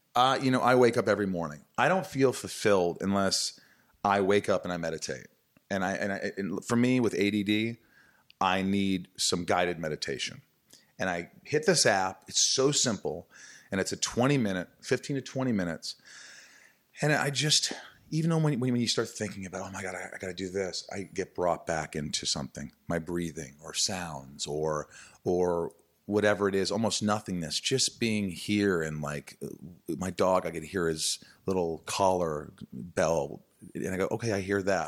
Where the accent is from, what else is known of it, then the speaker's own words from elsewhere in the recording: Evansville, Indiana, United States; moved away; also born or lived in Newburgh, Indiana; growing up in Indiana, a small town, sort of Bible Belt